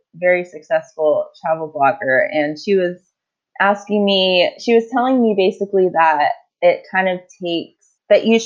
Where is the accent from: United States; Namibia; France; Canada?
United States; Maryland; moved away as an adult; also born or lived in Idaho; now in Australia; I grew up in Maryland